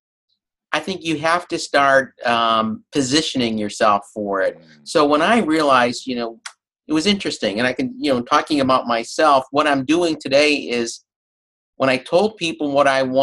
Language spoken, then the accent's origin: English; Chicago, Illinois, United States; moved away as an adult; also born or lived in Champaign, Illinois; now in Boston, United States; I'm from Chicago. That was my hometown, one of the best cities